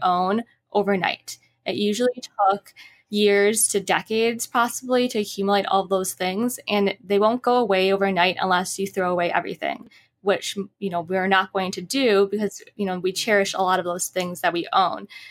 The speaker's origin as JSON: {"language": "English", "region": "Midwest", "country": "United States", "also_born_or_lived": "Utah, United States", "moved": "yes", "lives_now": "Los Angeles, United States", "said": "I'm originally from the Midwest"}